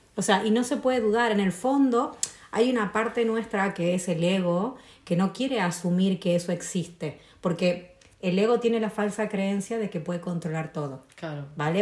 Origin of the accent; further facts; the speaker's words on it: San Miguel de Tucumán, Tucumán, Argentina; moved away; also born or lived in Buenos Aires; me fui a vivir a Buenos Aires porque soy de Tucumán, de la ciudad del norte